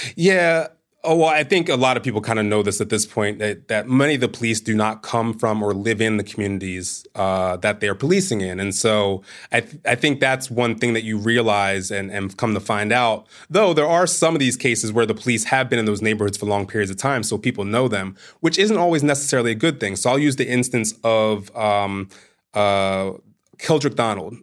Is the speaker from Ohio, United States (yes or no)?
no; Bel Air, Maryland, United States; I'm from Bel Air, Maryland